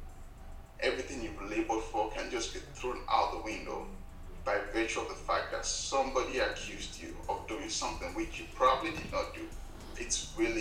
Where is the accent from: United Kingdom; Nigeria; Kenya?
Nigeria; as a young man growing up in Nigeria